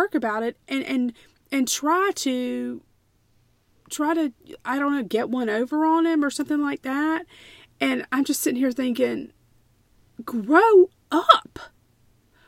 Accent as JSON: {"language": "English", "country": "United States", "said": "as an American historian"}